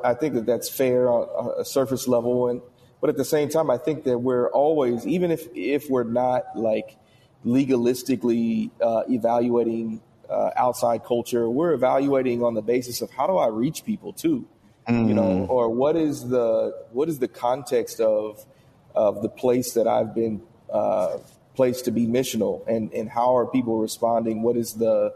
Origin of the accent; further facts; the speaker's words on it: Indiana, United States; I'm from Indiana